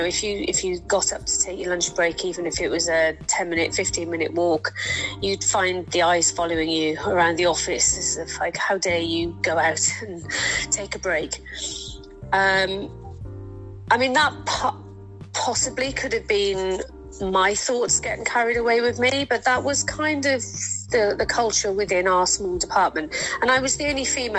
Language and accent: English; South Wales, United Kingdom; now in Portishead, United Kingdom; I'm from South Wales originally, and I moved over here 23 years ago.